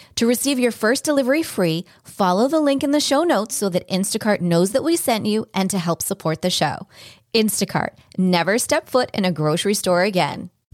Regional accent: New England, United States; also born or lived in Baltimore, Maryland; I grew up in New England

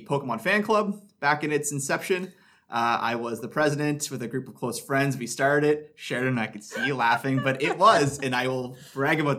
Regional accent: North Bay, Ontario, Canada; so I'm from North Bay. I went to high school locally here.

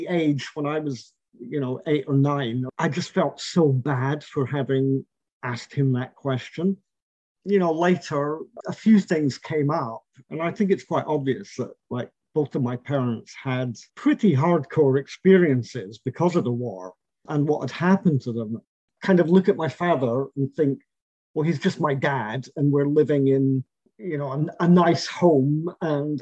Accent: St Andrews, Scotland, United Kingdom; moved away as an adult; now in Poland; I was brought up in Scotland amongst a whole host of people that he had been in the army

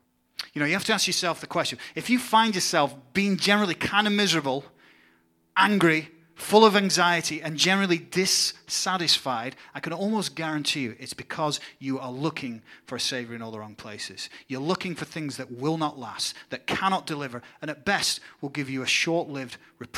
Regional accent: England, United Kingdom; now in United States; see things going back in my home country of England.

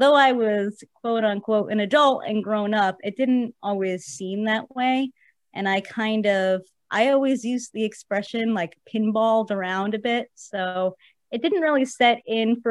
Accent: New Jersey, United States; also born or lived in New York City; I am originally from New York City. And I spent most of my life growing up in New Jersey and still live there today.

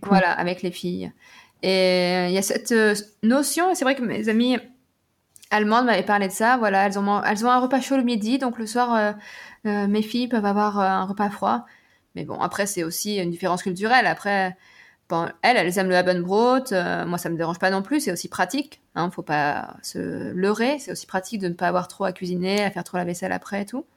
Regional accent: Nevers, Bourgogne-Franche-Comté, France; moved away as an adult; also born or lived in England / United States; now in Berlin, Germany; à Nevers, en Bourgogne, là où j'ai grandi

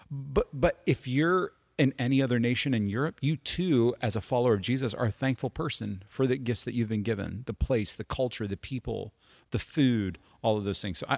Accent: United States; We're better because mm-hmm. we're American.

